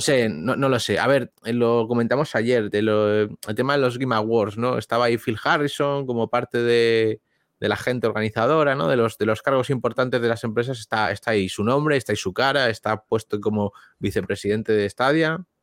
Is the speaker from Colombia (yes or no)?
no; Spain; los que somos de España o hispanohablantes